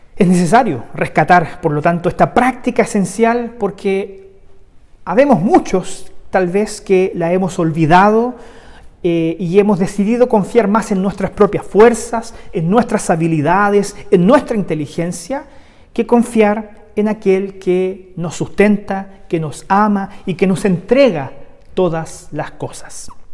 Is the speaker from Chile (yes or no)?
yes; Chile; el contexto que hoy día vivimos como sociedad chilena